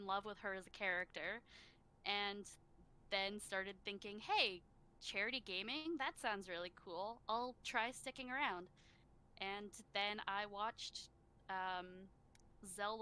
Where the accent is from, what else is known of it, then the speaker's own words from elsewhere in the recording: Canada; I am from Canada.